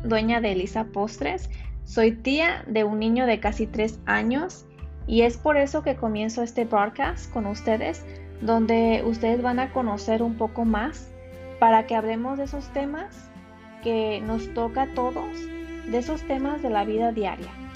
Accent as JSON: {"language": "Spanish", "town": "Clackamas", "region": "Oregon", "country": "United States", "tie": "born or raised there", "lives_now": "Portland, United States", "said": "Yo soy mexicana, tengo 29 años, nací en Clackamas, Oregon y vivo en Portland, Oregon."}